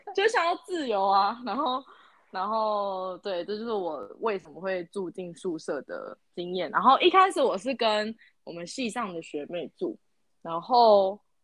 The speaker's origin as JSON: {"language": "Chinese", "region": "Kaohsiung", "country": "Taiwan", "moved": "as an adult", "said": "我是高雄人嘛，然后我又在高雄读书，然后加上我的大学又留我家"}